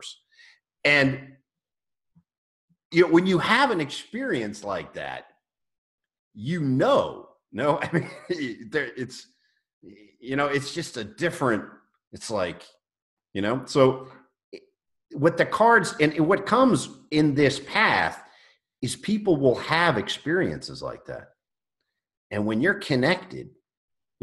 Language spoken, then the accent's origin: English; United States; as an American